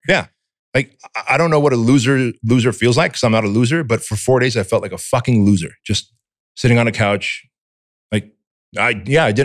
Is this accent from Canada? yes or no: no; United States; English is a second language; also born or lived in Armenia; as a kid here in America, growing up in Section 8 housing